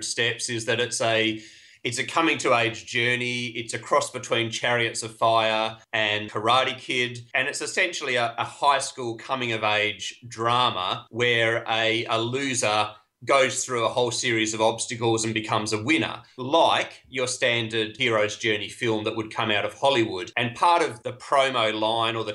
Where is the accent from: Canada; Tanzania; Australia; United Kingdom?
Australia; I am Australian